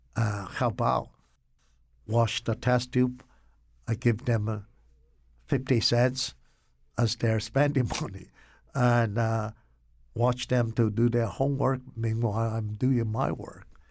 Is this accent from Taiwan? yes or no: yes; Taiwan; moved away as an adult; also born or lived in Rugao, China; now in Connecticut, United States; I grew up in Taiwan.